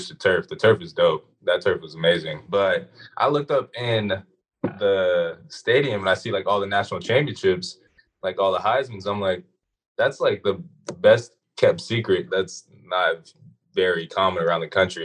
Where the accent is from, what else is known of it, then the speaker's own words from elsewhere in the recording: Atlanta, Georgia, United States; growing up in Atlanta